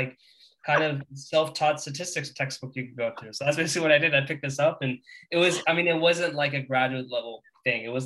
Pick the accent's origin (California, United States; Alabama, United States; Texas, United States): California, United States; I'm from California